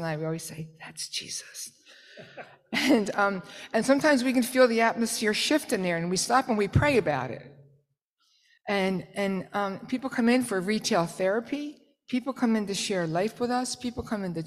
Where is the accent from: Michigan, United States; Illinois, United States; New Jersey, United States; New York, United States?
New Jersey, United States; I'm from South Jersey